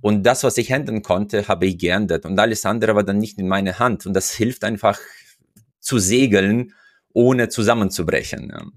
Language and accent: German; Uzbekistan; moved away as an adult; now in Germany; Ich komme ja aus Usbekistan, wo ich mein erstes Studium abgeschlossen hatte